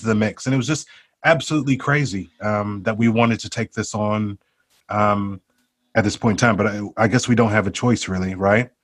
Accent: outside of Chicago, Illinois, United States; moved away as an adult; also born or lived in England; now in United Kingdom; my background, where I grew up outside of Chicago, it was essentially the cornfields of Illinois

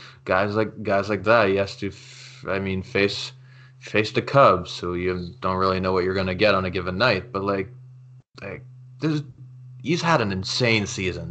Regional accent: Canada; I'm Canadian

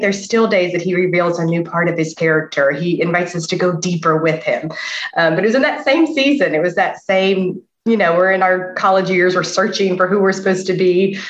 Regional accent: the Bible Belt, the South, United States; I was very blessed in that I was born in the Bible Belt

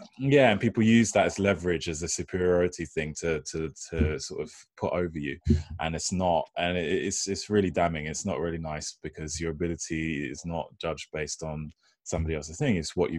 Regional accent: United States; born there; because I was born in America, I've got a lot of family and friends out there, the mentality is totally different, you know.

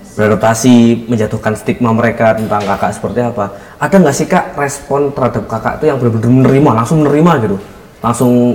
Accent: East Java, Indonesia; di kampung di kampung halaman saya di Jawa Timur

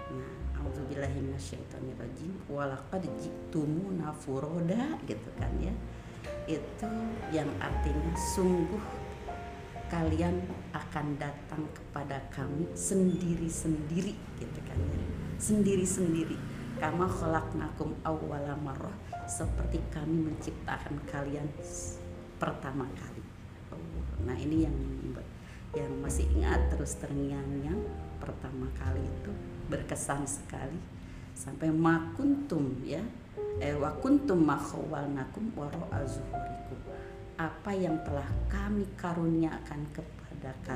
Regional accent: Cianjur, West Java, Indonesia; awalnya saya dari Cianjur itu apa

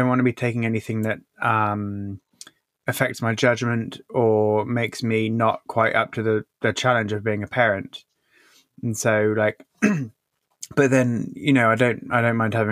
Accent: England, United Kingdom; I'm from England

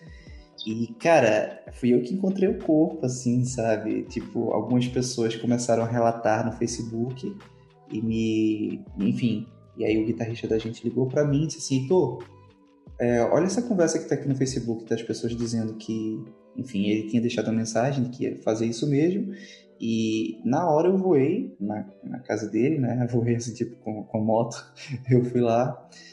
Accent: Northeast Region, Brazil; eu já sou do Nordeste

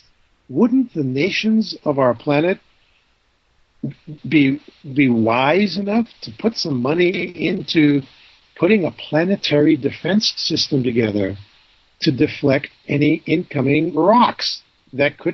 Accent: New Hampshire, United States; growing up in New Hampshire

